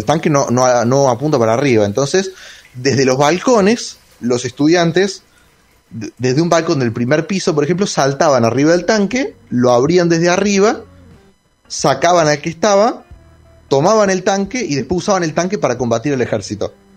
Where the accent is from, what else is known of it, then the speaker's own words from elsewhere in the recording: Villa Carlos Paz, Córdoba, Argentina; Sí, yo soy de Carlos Paz igual.